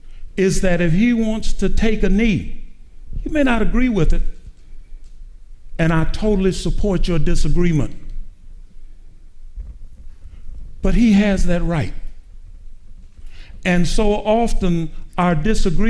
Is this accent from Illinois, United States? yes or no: yes; East St. Louis, Illinois, United States; I was raised in East St. Louis